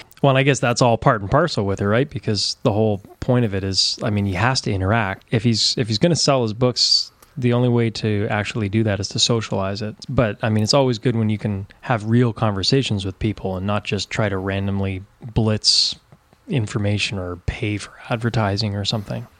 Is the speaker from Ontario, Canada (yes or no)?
yes; Ontario, Canada; now in East Coast, Canada; I'm from Canada, born and raised in Ontario, but now I'm in the East Coast.